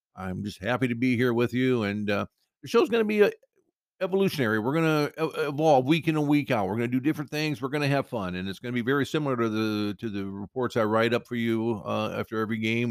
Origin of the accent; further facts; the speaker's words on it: Cedar Rapids, Iowa, United States; now in Costa Mesa, United States; my hometown, my hometown, Cedar Rapids, Iowa, but my, uh, adopted town of Costa Mesa, California